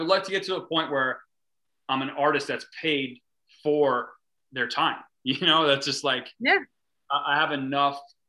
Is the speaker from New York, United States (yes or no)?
yes; North Fork, Long Island, New York, United States; also born or lived in San Francisco / Brooklyn / Phoenix; A North Fork artist